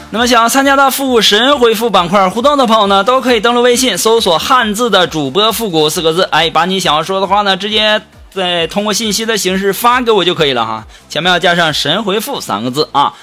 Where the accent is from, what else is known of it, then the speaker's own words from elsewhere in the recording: Jilin, China; 其实啊，我不是东北人，我是吉林的